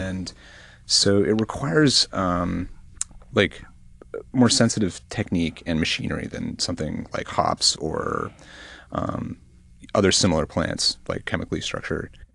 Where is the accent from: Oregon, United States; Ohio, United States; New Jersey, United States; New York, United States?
Oregon, United States; Portland; also born or lived in Eugene, Oregon; I'm from Portland, Oregon